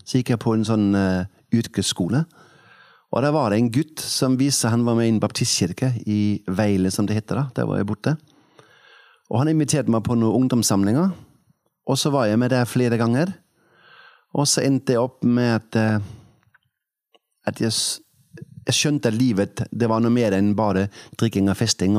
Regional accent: Denmark; Norwegian is a second language; moved away as an adult; also born or lived in Kvinesdal, Norway; now in Oppdal, Norway; Jeg er født i Danmark da jeg var 20 eh, én år gammel flyttet jeg til eh, Sadensdal.

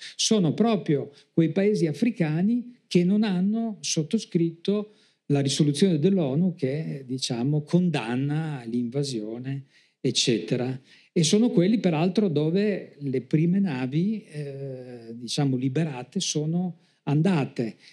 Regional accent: Trieste, Friuli-Venezia Giulia, Italy; io sono di Trieste

